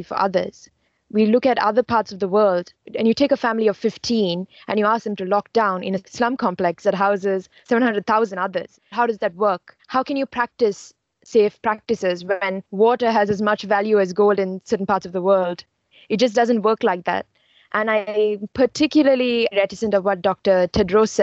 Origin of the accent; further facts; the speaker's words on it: Sri Lanka; moved away as an adult; now in United States; I'm from Sri Lanka and I'm an international student here in the US